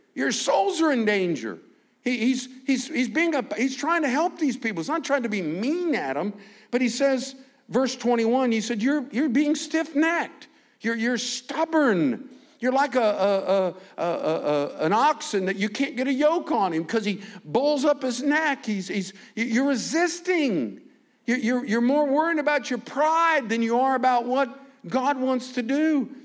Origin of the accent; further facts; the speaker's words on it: United States; I'm from America